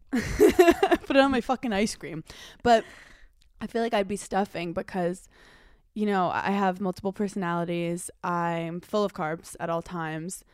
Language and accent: English; Brooklyn, New York, United States; growing up in Brooklyn, New York